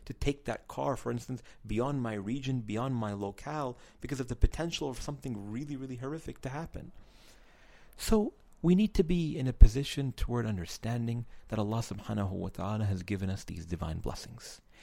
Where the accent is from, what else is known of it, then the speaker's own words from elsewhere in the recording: New York City, New York, United States; I'm from New York City